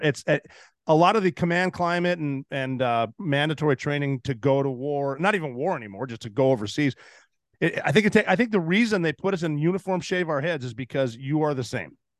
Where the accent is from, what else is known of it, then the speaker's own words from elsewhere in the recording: Montana, United States; moved away as an adult; I'm from Montana